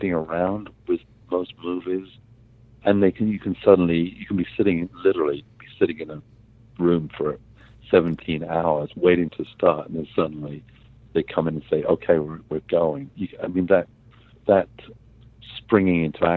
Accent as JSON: {"language": "English", "region": "England", "country": "United Kingdom", "tie": "born or raised there", "moved": "yes", "said": "I grew up in England"}